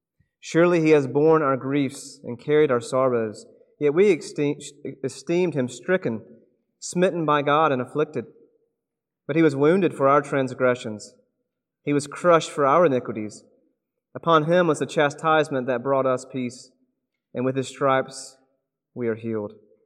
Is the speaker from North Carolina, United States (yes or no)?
no; South Carolina, United States; now in Oregon, United States; I'm not from Oregon originally, and for those of you who grew up here in the Pacific Northwest, this might be a shock to you, but I don't get soccer at all. I don't understand the rules. I grew up in South Carolina